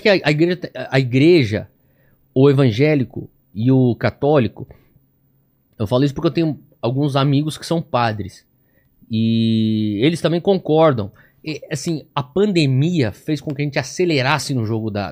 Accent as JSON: {"language": "Portuguese", "region": "São Paulo", "country": "Brazil", "tie": "born or raised there", "also_born_or_lived": "United States / Hawaii", "said": "pessoas com quem eu cresci, e meu círculo social crescendo aqui em São Paulo era escola e igreja e o pessoal do futebol"}